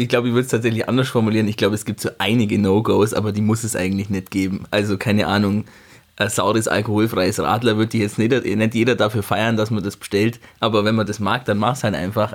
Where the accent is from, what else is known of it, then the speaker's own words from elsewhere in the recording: Thierhaupten, Bavaria, Germany; ich bin aus Tierhaupten, ähm, ah. da, da, bin ich aufgewachsen